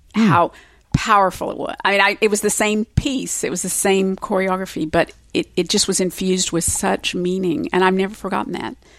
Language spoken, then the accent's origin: English; Springfield, Missouri, United States; moved away; I was raised in Springfield, Missouri